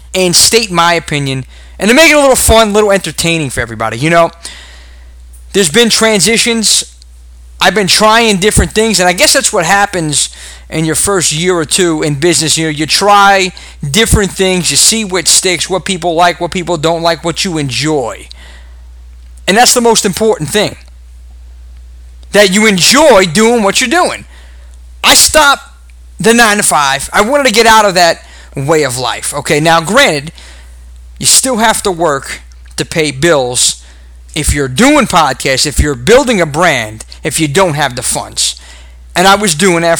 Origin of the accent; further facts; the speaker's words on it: New York, United States; accent: Brooklynese; my Brooklynese accent